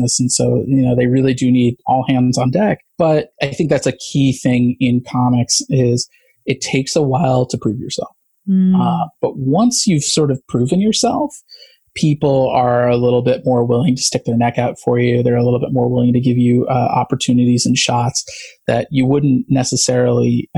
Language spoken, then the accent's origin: English; Midwest, United States; now in Los Angeles, United States; I grew up in the Midwest